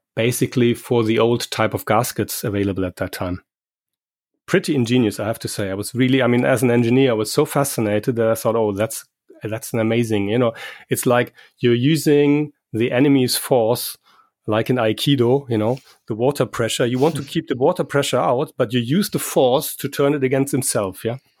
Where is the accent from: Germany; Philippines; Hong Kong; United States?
Germany; I'm from Germany